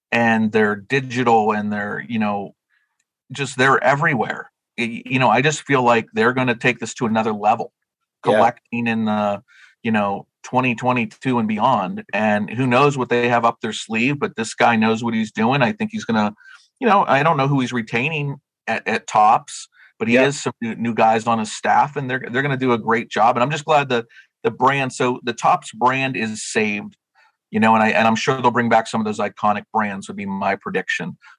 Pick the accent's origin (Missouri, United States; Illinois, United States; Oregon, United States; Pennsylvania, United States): Pennsylvania, United States; Western; now in New Jersey, United States; I'm from Western Pennsylvania.